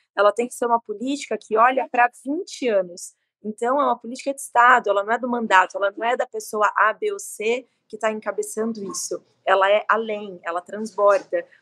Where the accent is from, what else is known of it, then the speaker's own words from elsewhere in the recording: Brazil; a gente, como brasileiro